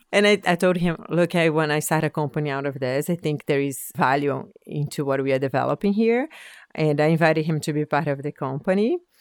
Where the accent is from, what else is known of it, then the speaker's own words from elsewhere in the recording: Brazil; moved away as an adult; now in Nova Scotia, Canada; I'm originally from Brazil. Um, I came to Nova Scotia in two thousand nine to do a P H D